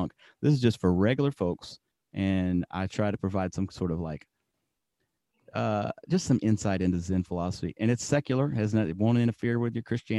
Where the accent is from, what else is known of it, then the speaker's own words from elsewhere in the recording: Alabama, United States; we're all from Alabama